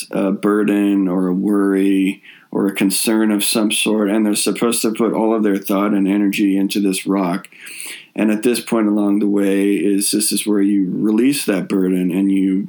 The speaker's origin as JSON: {"language": "English", "region": "Northern California", "country": "United States", "tie": "born or raised there", "said": "Lake Shasta, which is one of the two lakes in my hometown in Northern California."}